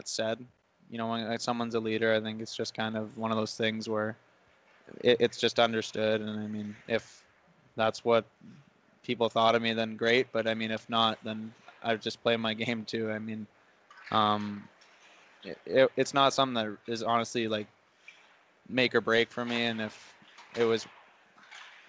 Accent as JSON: {"language": "English", "town": "West Kelowna", "region": "British Columbia", "country": "Canada", "tie": "born or raised there", "also_born_or_lived": "Surrey, British Columbia", "moved": "yes", "lives_now": "Trail, Canada", "said": "my hometown of West Kelowna"}